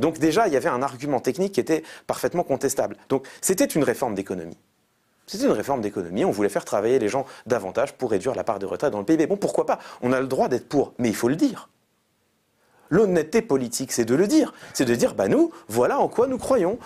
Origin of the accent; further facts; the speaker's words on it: Paris, Île-de-France, France; Moi j'ai grandi dans le 19e arrondissement de Paris.